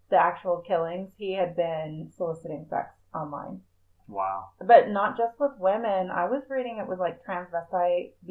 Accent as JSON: {"language": "English", "region": "Oklahoma", "country": "United States", "said": "from Oklahoma, so I, probably shouldn't"}